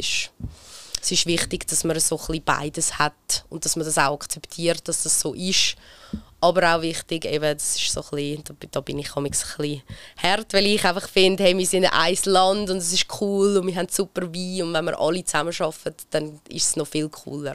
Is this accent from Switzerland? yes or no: yes; Lake Zurich, Switzerland; aber ich bin am Zürichsee aufgewachsen